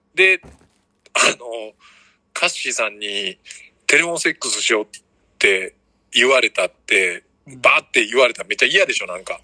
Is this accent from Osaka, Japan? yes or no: yes; Osaka, Japan; 大阪からで